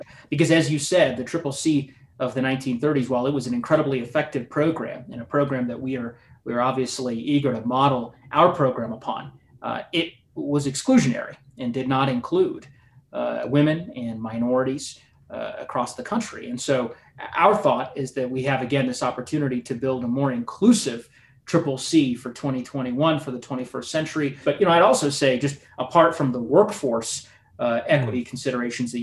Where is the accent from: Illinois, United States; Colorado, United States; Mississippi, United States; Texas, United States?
Colorado, United States; I grew up in Colorado, as you know. I moved here when I was six and I've never left